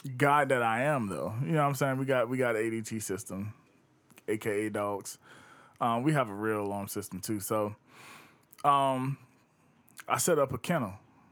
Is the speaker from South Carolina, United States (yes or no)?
yes; Batesburg, South Carolina, United States; I grew up in Batesburg